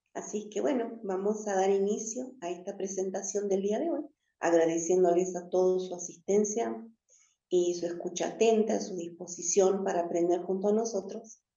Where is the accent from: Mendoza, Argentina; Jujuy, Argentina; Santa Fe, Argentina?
Jujuy, Argentina; also born or lived in Patagonia; desde Jujuy, que es la provincia que me ha criado y me ha cuidado desde hace mucho tiempo, siendo que yo nací en la Patagonia